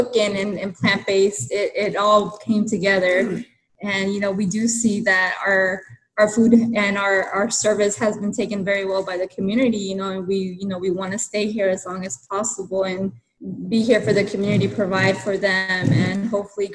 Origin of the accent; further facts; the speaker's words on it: Mexico; now in El Monte, United States; it was a huge part of my culture, you know, growing up in Mexico